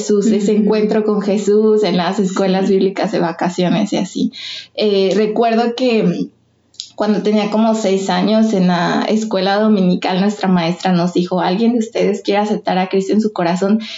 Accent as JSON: {"language": "Spanish", "region": "Michoacán", "country": "Mexico", "said": "tengo 23 años, soy de Michoacán, Europa, Michoacán."}